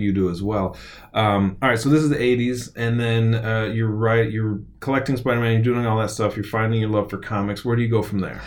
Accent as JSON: {"language": "English", "town": "Wilmette", "region": "Illinois", "country": "United States", "tie": "born or raised there", "also_born_or_lived": "San Francisco", "moved": "as an adult", "lives_now": "Austin, United States", "said": "I grew up in Wilmette, just outside of Chicago"}